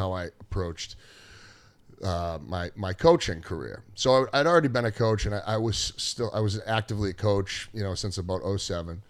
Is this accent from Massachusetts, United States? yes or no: yes; Gloucester, Massachusetts, United States; I grew up in Gloucester, and I went to Gloucester High School, then I went to Salem State afterwards